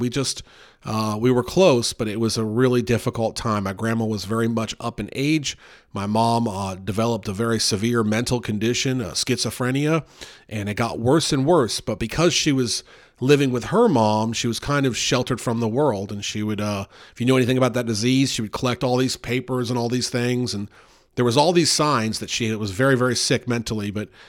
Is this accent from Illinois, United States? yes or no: no; Louisville, Kentucky, United States; born there; I was born in Louisville, Kentucky, January 1st, 1980.